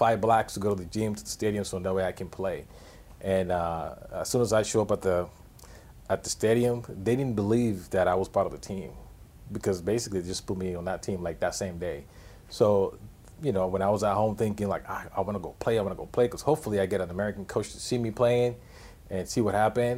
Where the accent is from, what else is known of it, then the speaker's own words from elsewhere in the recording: Panama; now in United States; I grew up in Panama